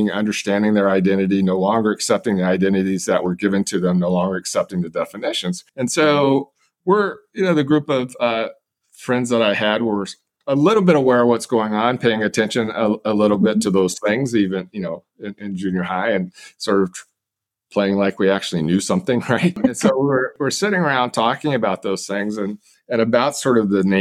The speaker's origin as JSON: {"language": "English", "town": "Manhattan", "region": "Kansas", "country": "United States", "tie": "born or raised there", "also_born_or_lived": "Japan", "said": "I was born in Japan, as Linda mentioned moved to the United States as a toddler, and we settled in Manhattan, Kansas, which is uh, near Fort Riley, Kansas."}